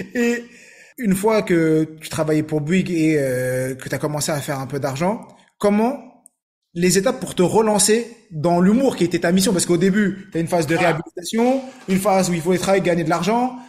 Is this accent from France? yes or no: no; Morocco; je suis marocain